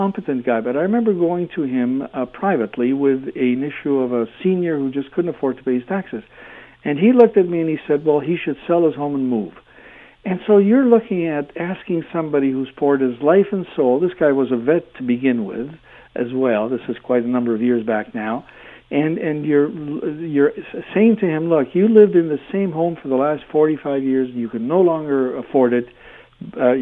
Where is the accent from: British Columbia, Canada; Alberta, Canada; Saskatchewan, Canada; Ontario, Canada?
Ontario, Canada; Hamilton; when I was growing up in Hamilton